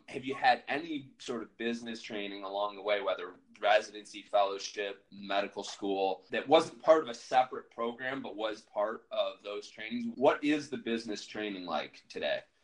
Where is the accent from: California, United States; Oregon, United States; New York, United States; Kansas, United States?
New York, United States; Buffalo; I'm from Buffalo, New York